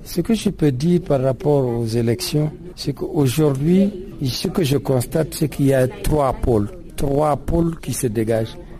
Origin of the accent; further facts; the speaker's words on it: the North, northern Mali, Mali; je suis du Nord